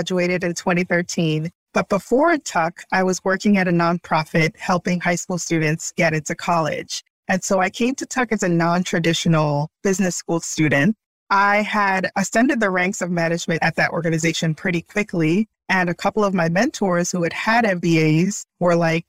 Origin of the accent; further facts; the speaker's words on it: Brooklyn, New York, United States; first language Haitian Creole; English is a second language; my hometown of Brooklyn, New York